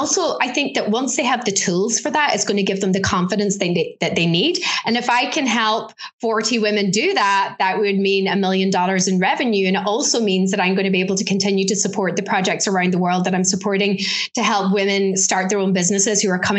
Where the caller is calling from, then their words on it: Ulster, Ireland; So right now I am in a place called Donegal, which is right up in the northwest corner of Ireland.